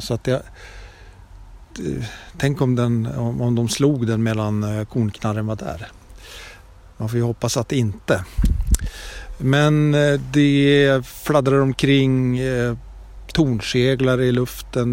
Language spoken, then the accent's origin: Swedish; Sweden; när jag var liten och bodde i Brunford